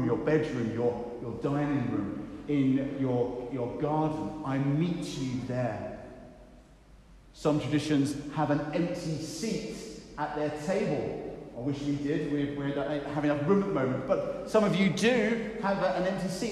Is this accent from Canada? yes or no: no; United Kingdom; we're too British